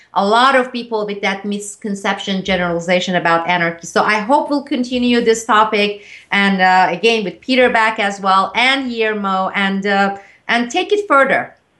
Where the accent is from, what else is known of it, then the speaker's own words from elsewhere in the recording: Turkey; moved away; growing up in Turkey